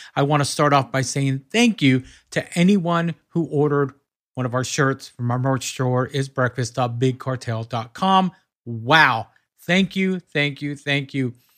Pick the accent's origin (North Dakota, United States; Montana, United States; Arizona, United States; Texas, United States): Texas, United States; Corsicana; now in New Jersey, United States; I grew up in Texas. I'm from Texas